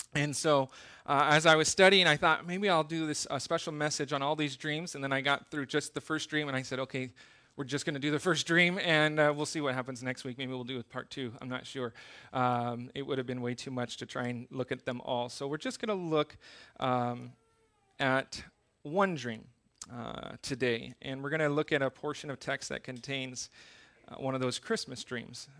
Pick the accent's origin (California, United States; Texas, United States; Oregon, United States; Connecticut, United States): California, United States; Southern; also born or lived in Okinawa, Japan; now in Iwakuni, Japan; I grew up in Southern California